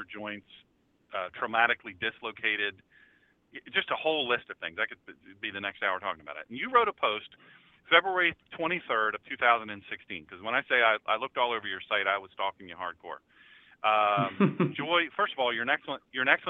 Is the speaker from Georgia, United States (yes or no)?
no; Rehoboth Beach, Delaware, United States; moved away; also born or lived in Dublin, Ohio / Marysville, Ohio / Medina, Ohio; I'm from Delaware originally, Rehoboth Beach, Delaware